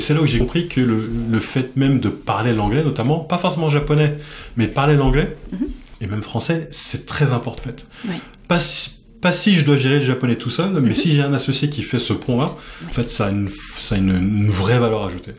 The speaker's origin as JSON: {"language": "French", "country": "France", "moved": "as an adult", "lives_now": "Japan", "said": "je suis français"}